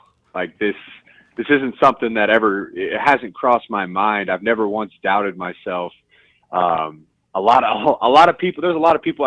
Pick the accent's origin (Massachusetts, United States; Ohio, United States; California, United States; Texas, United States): Ohio, United States; Columbus; I'm a kid from Columbus, Ohio